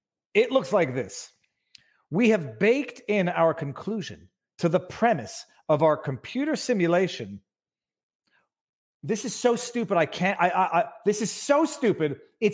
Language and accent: English; Florida, United States; I grew up in Florida.